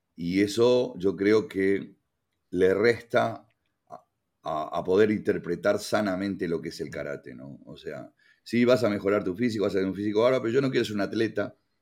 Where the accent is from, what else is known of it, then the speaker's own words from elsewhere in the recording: Uruguay; moved away; also born or lived in Canada; yo como buen uruguayo me gusta el candombe